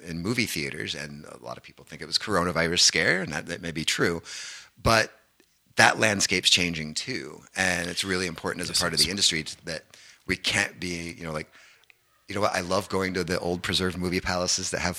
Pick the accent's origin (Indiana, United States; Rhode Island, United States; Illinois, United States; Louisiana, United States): Indiana, United States; Danville; moved away as an adult; also born or lived in Bloomington, Indiana / Nashville, Tennessee; now in Calgary, Canada; the film Hoosiers was actually shot in my hometown of Danville, Indiana